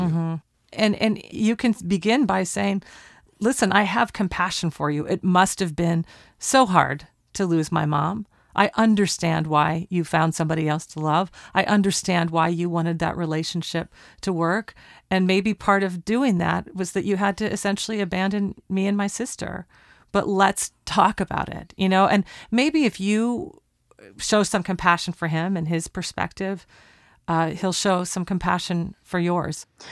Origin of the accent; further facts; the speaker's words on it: Portland, Oregon, United States; We're recording at Talkback Sound and Visual in Portland, Oregon, my hometown